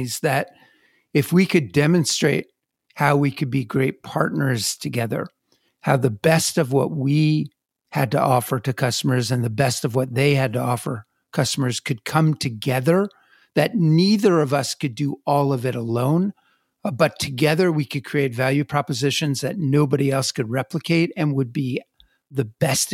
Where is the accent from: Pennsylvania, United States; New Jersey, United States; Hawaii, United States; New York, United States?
New Jersey, United States; I come from New Jersey